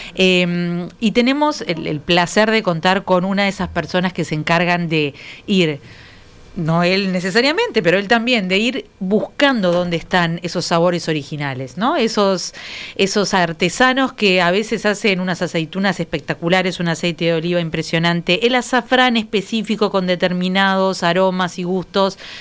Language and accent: Spanish; Uruguay